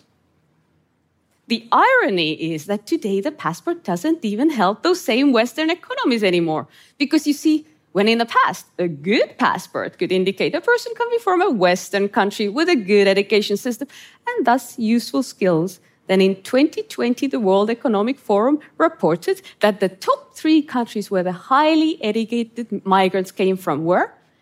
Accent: Estonia; I grew up in Estonia under Soviet occupation

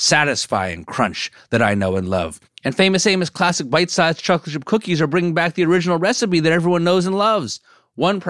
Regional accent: New Jersey, United States; I grew up in New Jersey

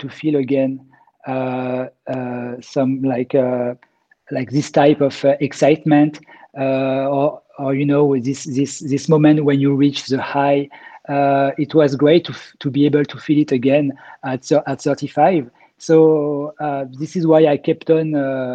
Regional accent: Grenoble, Auvergne-Rhône-Alpes, France; I grew up in Grenoble in the Alps

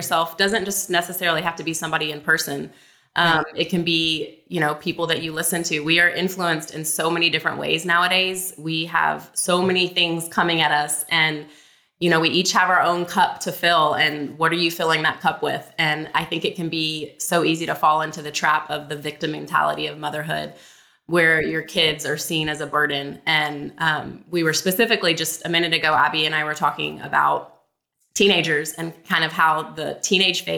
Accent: Alabama, United States; moved away; I'm from Alabama

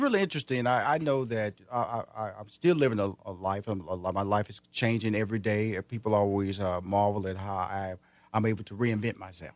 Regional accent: Houston, Texas, United States; moved away as an adult; now in Atlanta, United States; I'm from Houston, Texas. I'm originally from there. I moved here to Atlanta in two thousand seven

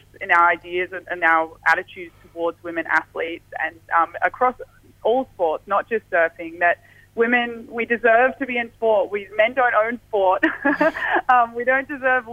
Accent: South Coast of Western Australia, Australia; That wave's actually in my hometown

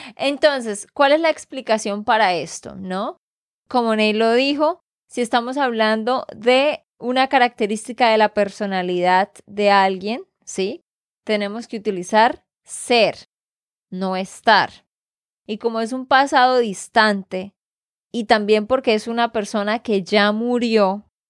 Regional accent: Santander, Colombia; de Santander, Colombia

